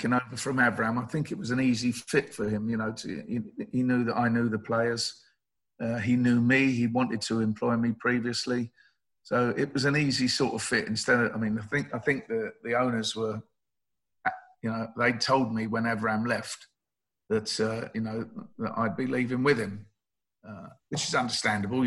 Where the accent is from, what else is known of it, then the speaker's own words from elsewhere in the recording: London, United Kingdom; for me to get a job at West Ham as a Londoner